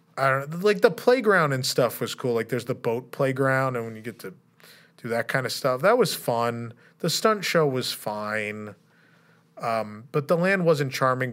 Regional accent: United States; being an American

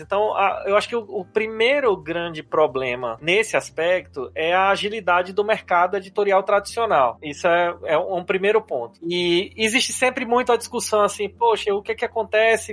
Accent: Paraíba, Brazil; moved away as an adult; now in São Paulo, Brazil; eu sou lá da Paraíba, né? Tô aqui em São Paulo já faz oito anos

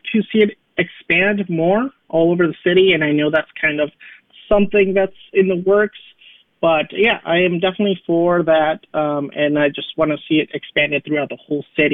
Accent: Delavan, Wisconsin, United States; also born or lived in Williams Bay, Wisconsin; now in Madison, United States; I actually immigrated to the United States when I was about 7 years old. I grew up primarily in Delavan, Wisconsin, and Williams Bay, Wisconsin

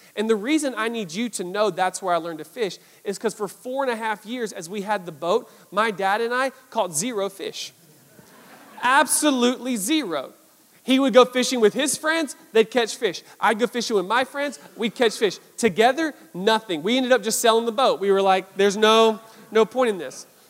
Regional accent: South Georgia, United States; I grew up in South Georgia

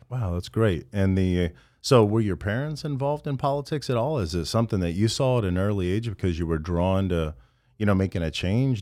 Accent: Midwest, United States; moved away; I'm from the Midwest in rural America, and I couldn't wait to get out of there

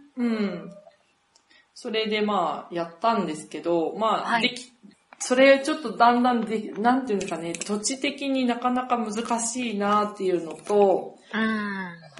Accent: Niigata, Japan; moved away as an adult; now in Guanajuato, Mexico; うちの実家の方で、まあ、地震とあと水害ですね。

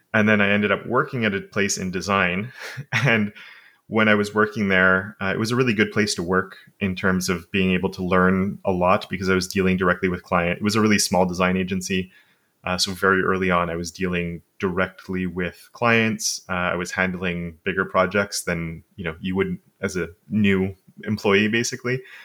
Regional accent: Montreal, Quebec, Canada; first language English; I've lived basically where I am my entire life.

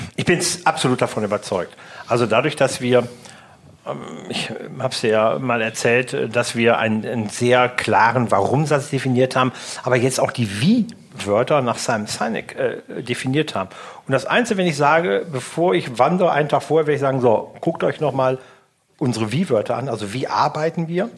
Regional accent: North Rhine-Westphalia, Germany; now in Langenhagen, Germany; zu meiner alten Heimat

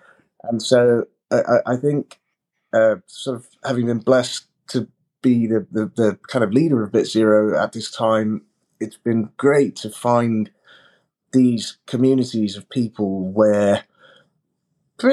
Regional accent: London, United Kingdom; also born or lived in Uganda; we came to the United Kingdom, to London, when I was a small baby, as refugees from Africa, from Uganda

